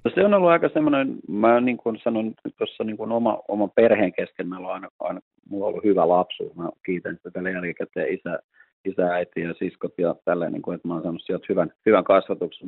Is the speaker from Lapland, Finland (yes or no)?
no; Helsinki, Uusimaa, Finland; Mä oon itse Lauttasaaresta kotosi ja kävin täällä koulut